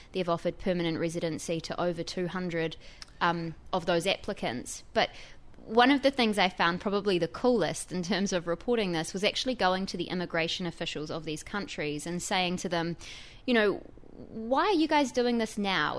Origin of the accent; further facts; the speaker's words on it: New Zealand; now in New York, United States; as you can probably tell from my accent, I'm not from here. I'm a New Zealander.